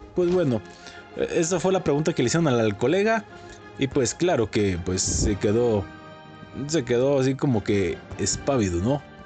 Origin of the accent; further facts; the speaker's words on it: Mexico; no nos enorgullece como mexicanos